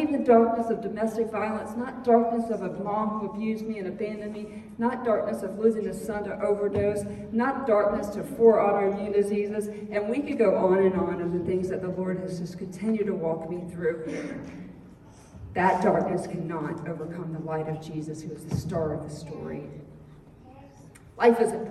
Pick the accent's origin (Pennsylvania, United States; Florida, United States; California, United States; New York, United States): Florida, United States; I'm from Florida.